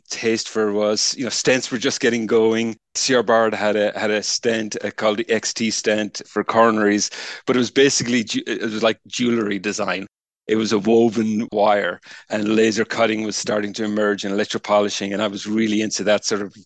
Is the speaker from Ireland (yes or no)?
yes; Ireland; moved away; I'm Irish, started life as a materials scientist back in the University of Limerick in Ireland.